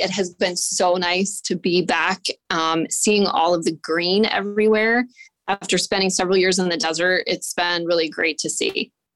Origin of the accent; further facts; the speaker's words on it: Columbus, Ohio, United States; moved away as an adult; also born or lived in New Mexico; I'm from the Columbus area